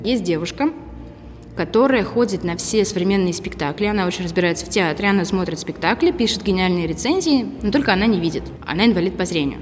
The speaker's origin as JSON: {"language": "Russian", "town": "Tula", "region": "Tula Oblast", "country": "Russia", "also_born_or_lived": "Moscow", "moved": "yes", "said": "Я из Тулы. Я переехала отсюда в 2010 году в Москву."}